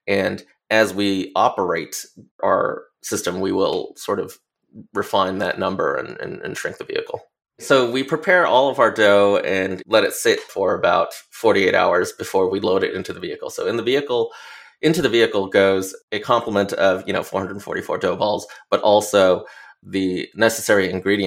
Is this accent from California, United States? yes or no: yes; Los Angeles, California, United States; growing up in Los Angeles